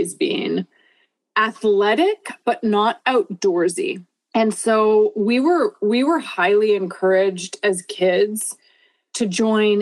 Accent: Vancouver, British Columbia, Canada; moved away as an adult; also born or lived in Southern California; now in Bainbridge Island, United States; I grew up in Vancouver, Canada

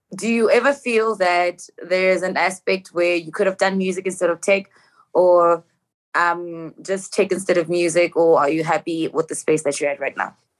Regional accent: Johannesburg, Gauteng, South Africa; I'm from Joburg

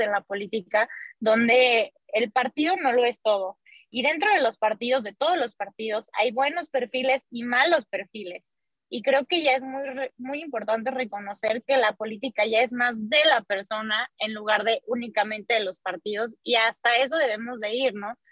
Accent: Mexico; en nuestro país

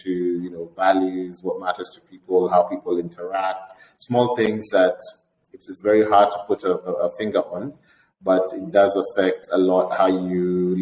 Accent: Kenya; moved away as an adult; also born or lived in Vermont, United States; I was born in Kenya. Went to my primary school and high school in Kenya.

